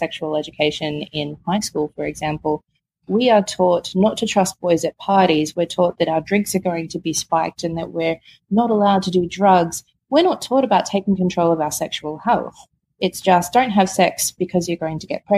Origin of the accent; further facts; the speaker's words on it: Victoria, Australia; I am from Victoria